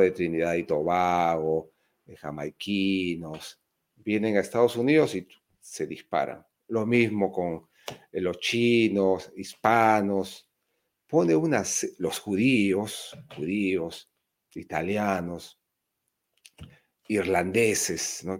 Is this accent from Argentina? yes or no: no; Peru